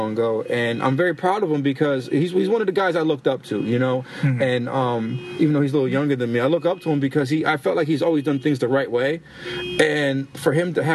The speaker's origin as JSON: {"language": "English", "town": "New Britain", "region": "Connecticut", "country": "United States", "tie": "born or raised there", "said": "we're from New Britain, Connecticut"}